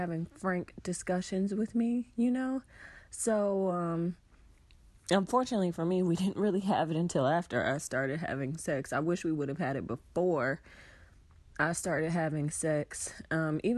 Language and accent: English; Atlanta, Georgia, United States; I'm from Atlanta